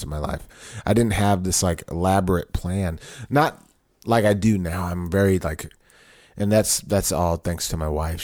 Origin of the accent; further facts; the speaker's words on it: Southern California, United States; moved away as an adult; also born or lived in Long Beach, California / Riverside, California / Temple, Texas; now in Austin, United States; I grew up in Southern California. Born in Long Beach, California. Moved to Riverside, California